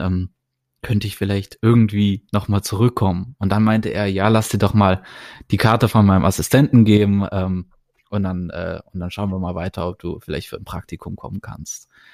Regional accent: Germany; moved away; ich bin aus Deutschland

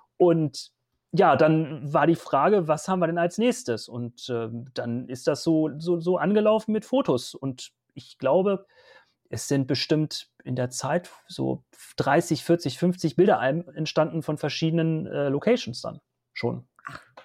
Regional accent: Hanover Region, Lower Saxony, Germany; Ich komme aus der Region Hannover

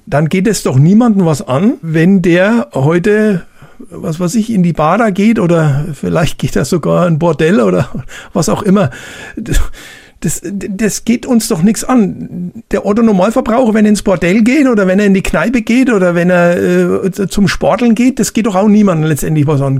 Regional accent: Bavaria, Germany; bei uns in Bayern

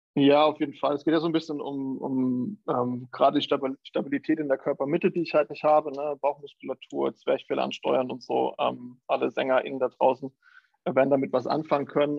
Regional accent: Thuringia, Germany; moved away as an adult; also born or lived in Jena / New York; now in Hamburg, Germany; ich komme ursprünglich aus Thüringen

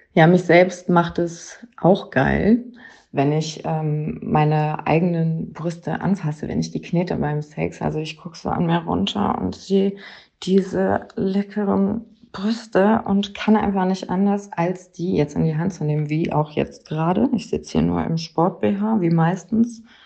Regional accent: near Cologne, North Rhine-Westphalia, Germany; bin aus der Nähe von Köln

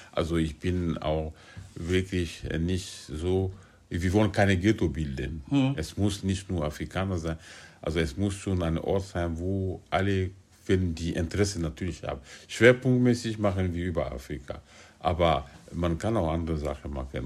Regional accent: Guinea; moved away as an adult; also born or lived in France; now in Berlin, Germany; Ich bin in Guinea geboren und aufgewachsen habe ich äh, meine, ich habe die Schule in Guinea besucht

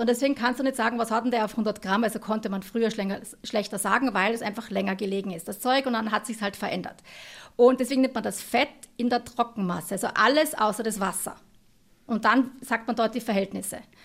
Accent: Tyrol, Austria; ich bin aus Tirol

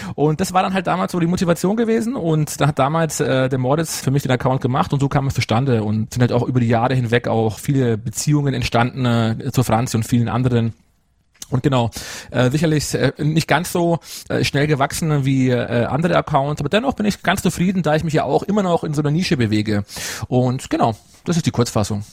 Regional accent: Munich, Bavaria, Germany; also born or lived in Ruhpolding; komme aus Bayern. Also ich bin gebürtiger Münchner, Münchner aufgewachsener, lebe mein Leben lang schon in Oberbayern

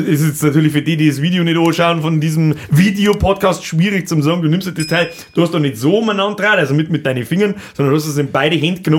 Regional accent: Simbach, Bavaria, Germany; bei uns in Simbach

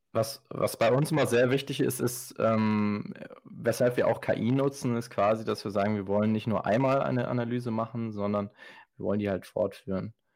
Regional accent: Ostwestfalen-Lippe, North Rhine-Westphalia, Germany; Wir kommen hier alle aus dem Bereich OWL, also aus Westfalen-Lippe

